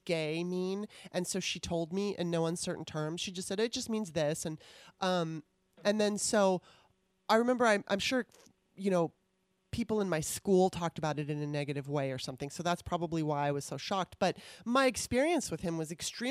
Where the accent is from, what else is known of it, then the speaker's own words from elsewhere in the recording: Los Angeles, California, United States; also born or lived in Maryland; I grew up in Los Angeles